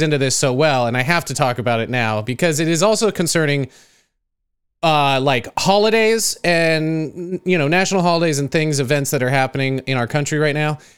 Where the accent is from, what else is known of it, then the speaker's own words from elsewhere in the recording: United States; I'm American